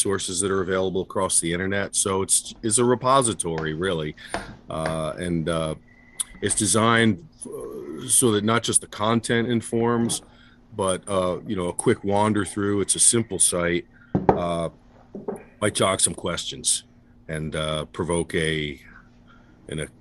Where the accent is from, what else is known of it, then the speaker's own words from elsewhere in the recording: Sussex County, New Jersey, United States; I grew up here in Sussex County